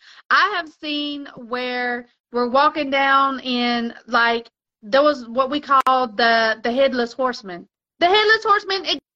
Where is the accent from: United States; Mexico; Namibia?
Mexico; you know, I was raised in Mexico, on and off in Mexico.